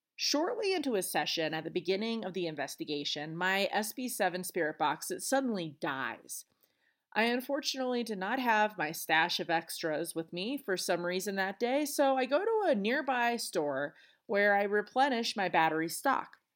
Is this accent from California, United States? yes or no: no; Pueblo, Colorado, United States; my hometown, Pueblo, Colorado.